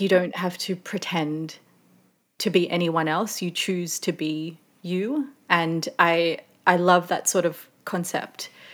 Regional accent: Sydney, New South Wales, Australia; moved away as an adult; also born or lived in Melbourne / London; I'm originally from Sydney

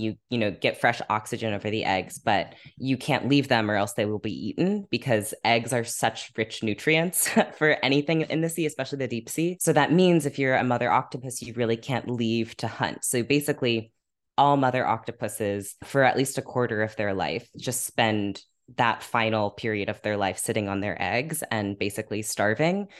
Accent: Half Moon Bay, California, United States; now in Brooklyn, United States; I grew up in California by this beach called Half Moon Bay

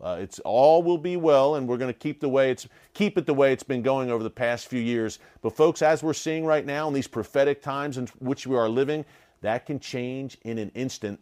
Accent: United States; as an American

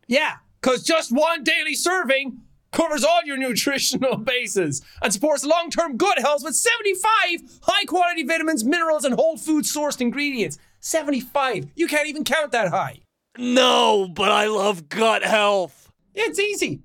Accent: Ireland; I'm Irish. I don't say ATH words properly

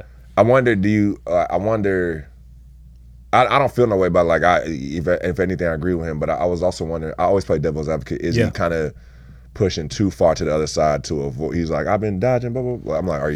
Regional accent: California, United States; I was raised in Cali

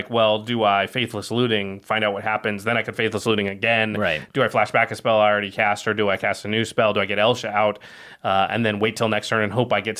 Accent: Oregon, United States; listen. I'm from Oregon, and I'm sick of rain from having grown up

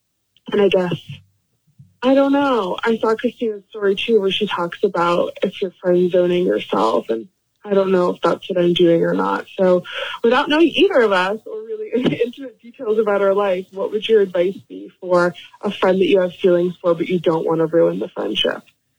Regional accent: Boston, Massachusetts, United States; moved away as an adult; now in Idaho, United States; We're both from Boston.

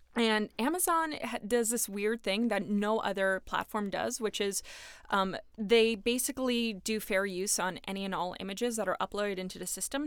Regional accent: New York, United States; I am from New York

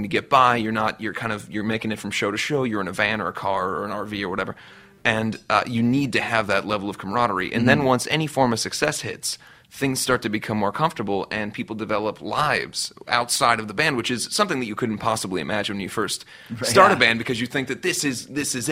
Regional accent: Cincinnati, Ohio, United States; moved away as an adult; now in Los Angeles, United States; where I grew up in Cincinnati, Ohio

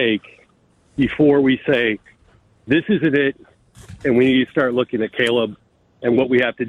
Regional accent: Buffalo, New York, United States; moved away; I'm originally from Buffalo, New York.

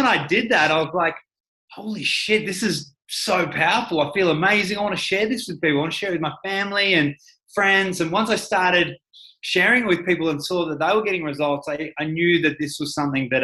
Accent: Ballarat, Victoria, Australia; I grew up in Ballarat, small town

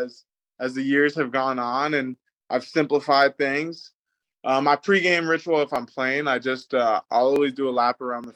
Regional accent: Abbotsford, British Columbia, Canada; moved away as an adult; born and raised there.

